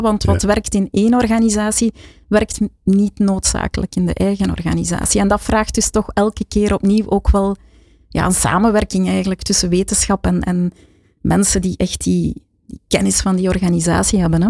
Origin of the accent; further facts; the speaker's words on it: Flanders, Belgium; ik een bescheiden Vlaming ben